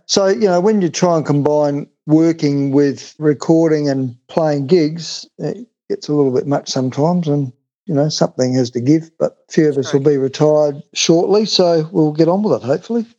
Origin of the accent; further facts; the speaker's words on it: Adelaide, South Australia, Australia; I grew up in Woodville Park, lived there until I left home to get married at the age of 21